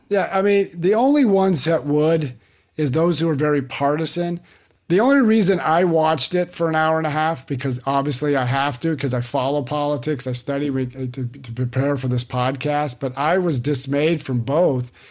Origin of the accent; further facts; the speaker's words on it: California, United States; moved away; I was born and raised there